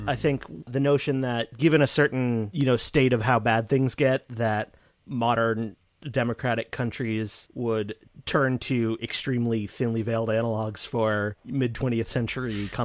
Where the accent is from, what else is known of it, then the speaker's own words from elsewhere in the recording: United States; I'm American.